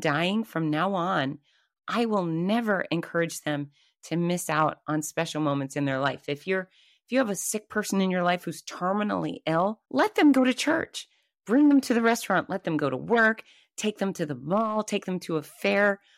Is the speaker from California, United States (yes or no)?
no; Gainesville, Florida, United States; my hometown of Gainesville, Florida